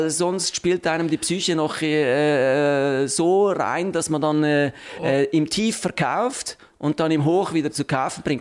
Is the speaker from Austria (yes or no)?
no; Switzerland; Zins ist einfach ein Name, den man äh, äh, breit nur für Obligationen benutzt bei uns in der Schweiz